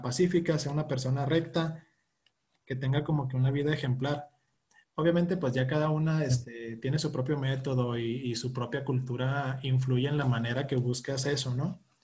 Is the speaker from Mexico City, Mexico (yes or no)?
no; Chihuahua, Mexico; Yo, yo soy de aquí de Chihuahua, de hecho yo estoy en Chihuahua